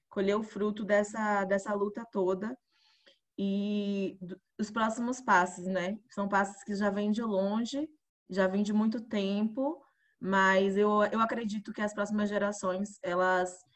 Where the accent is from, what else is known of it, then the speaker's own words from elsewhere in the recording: Alagoinhas, Bahia, Brazil; eu sou do interior da Bahia